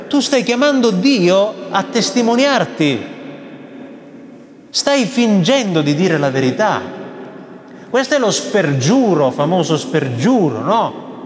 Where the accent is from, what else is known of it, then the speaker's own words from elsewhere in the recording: Veneto, Italy; E eh, sai, sono veneto, eh, ho parenti in Veneto, non li ho mai sentiti bestemmiare.